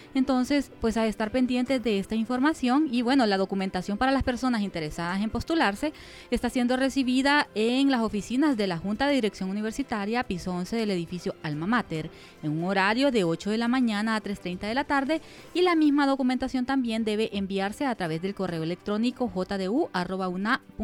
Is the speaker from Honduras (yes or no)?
yes; Güinope, El Paraíso, Honduras; mi pueblo, de Guinope